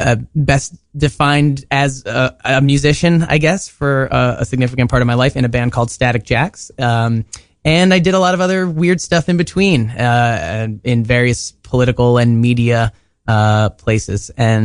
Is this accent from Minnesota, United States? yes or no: no; New Jersey, United States; moved away as an adult; now in Queens, United States; I live in Queens, but I grew up in New Jersey